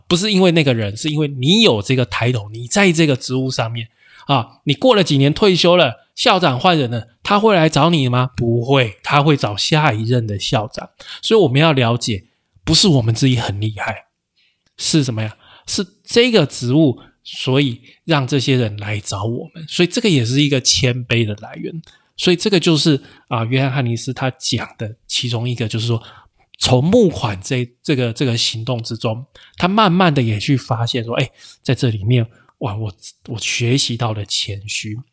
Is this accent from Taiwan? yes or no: yes; Taiwan; 因为我生活我出生在台湾，对我来讲我觉得还好啊，可能对台湾人可能可能一万块。